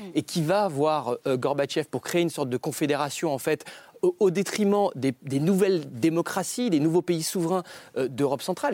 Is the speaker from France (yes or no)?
yes; France; en tant que Français